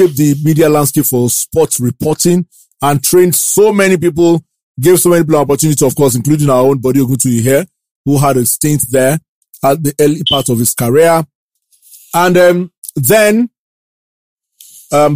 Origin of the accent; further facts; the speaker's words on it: Ibadan, Oyo, Nigeria; I grew up in Ibadan